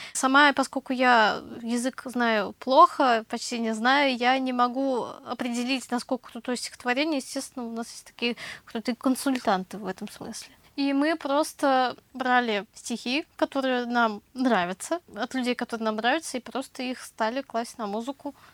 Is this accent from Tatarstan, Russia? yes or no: yes; Tatarstan, Russia; у нас в татарстане миллион коллективов